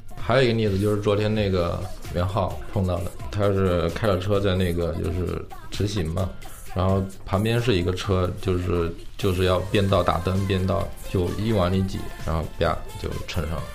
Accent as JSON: {"language": "Chinese", "country": "United States", "said": "我们美国人是无法理解这一点"}